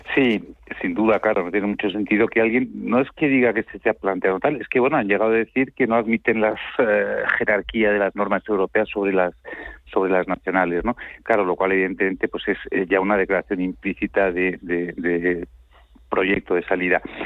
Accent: Spain; nosotros que somos españoles

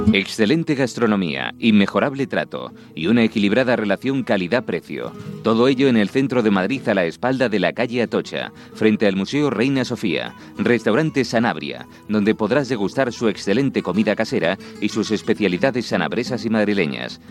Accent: Brazil; now in Spain; yo que soy brasileño, latino, tropical

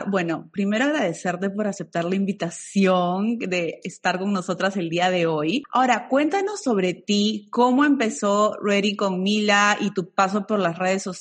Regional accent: Lima, Peru; Me encanta, yo también soy de la de Lima

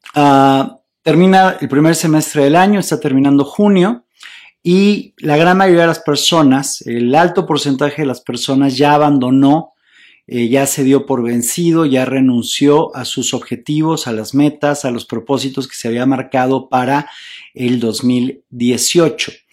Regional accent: Mexico; en mi país, en México

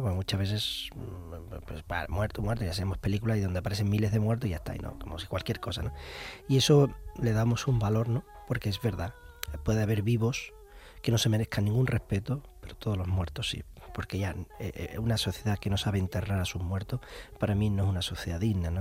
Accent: Andalusia, Spain; yo como andaluz

